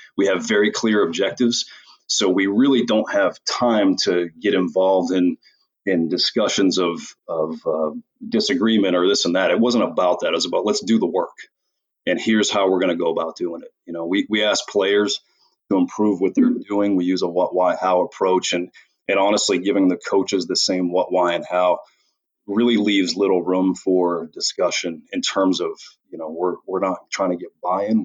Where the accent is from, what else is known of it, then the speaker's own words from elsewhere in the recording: Portland, Maine, United States; moved away as an adult; also born or lived in Austria; I'm from Portland, Maine